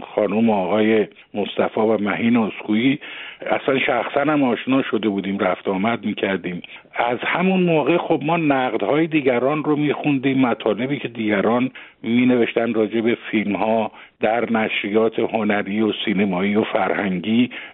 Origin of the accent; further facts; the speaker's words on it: Tehran, Tehran Province, Iran; moved away as an adult; also born or lived in Mashhad; من وقتی که آمدم به تهران در واقع هشت سالم بود و از اون به بعد دیگه من در تهران بزرگ شدم